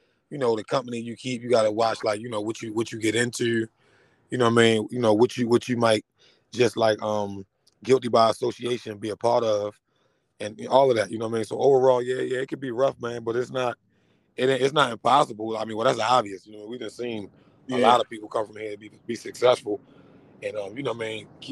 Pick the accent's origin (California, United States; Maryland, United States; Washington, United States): Maryland, United States; Baltimore; I'm from Northeast Baltimore. You know what I'm saying? I got a lot of ties with the whole East Baltimore, some West, but I'm originally from Northeast Baltimore